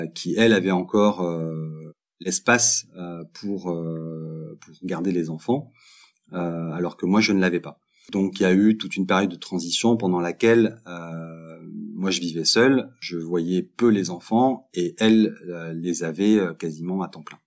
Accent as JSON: {"language": "French", "town": "Montpellier", "region": "Occitania", "country": "France", "moved": "as an adult", "lives_now": "Belgium", "said": "je suis français, je viens de Montpellier et je vis en Belgique depuis une quinzaine d'années."}